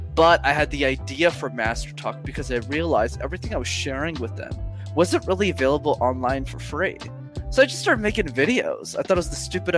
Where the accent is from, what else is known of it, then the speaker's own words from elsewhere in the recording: Montreal, Quebec, Canada; English is a second language; I grew up in Montreal, which is still where I'm based